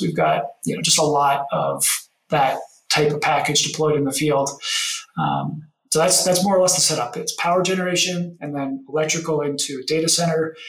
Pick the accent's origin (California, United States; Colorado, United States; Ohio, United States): Colorado, United States; Denver; I grew up in Denver here in an oil and gas family background